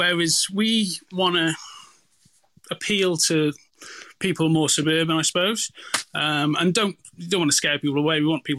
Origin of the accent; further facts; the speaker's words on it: Wales, United Kingdom; moved away as an adult; now in Australia; Yeah, so I grew up in Wales, actually, so I'm half English, half Welsh